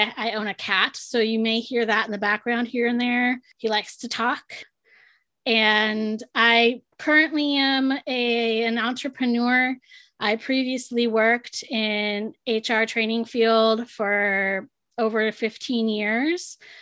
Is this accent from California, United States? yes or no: yes; San Diego, California, United States; was born and raised in San Diego